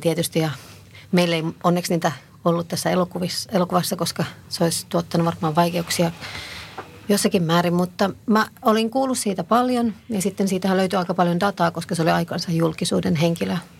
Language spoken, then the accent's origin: Finnish; Helsinki, Uusimaa, Finland; mä oon kasvanut Meilahdessa